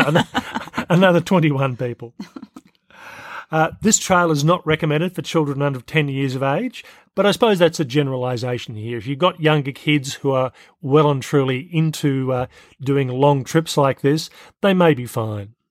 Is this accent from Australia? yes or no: yes; Australia; I'm Australian and I've lived in Australia for most of my life, not all